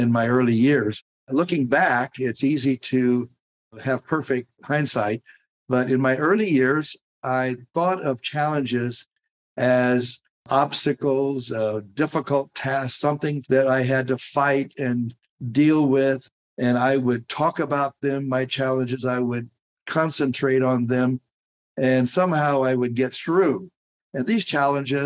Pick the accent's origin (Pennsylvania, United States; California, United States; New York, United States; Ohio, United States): California, United States; Tulare County; We're from Tulare County